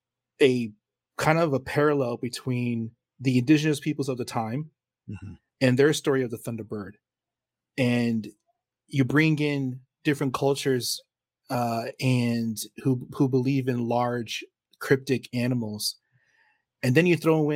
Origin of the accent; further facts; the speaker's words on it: San Antonio, Texas, United States; also born or lived in Poteet; You know, because I grew up in San Antonio and Poteet.